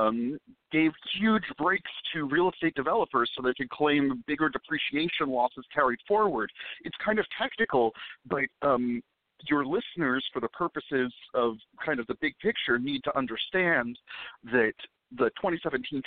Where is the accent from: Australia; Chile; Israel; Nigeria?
Israel; now in Dallas, United States; I'm Jewish and I was born in Israel